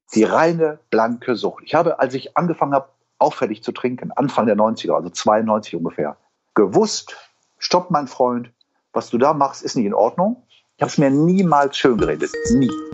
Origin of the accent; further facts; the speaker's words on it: Wuppertal, North Rhine-Westphalia, Germany; accent: Hamburgisch und Rheinländisch; moved away; also born or lived in Hamburg; ich bin in Eberfeld geboren, bin aber am Dönberg mhm. groß geworden